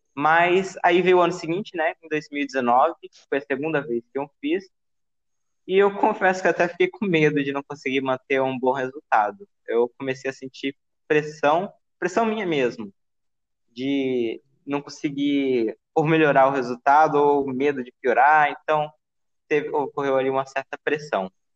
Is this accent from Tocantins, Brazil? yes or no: yes; Palmas, Tocantins, Brazil; nasci em Palmas e sempre morei aqui com os meus pais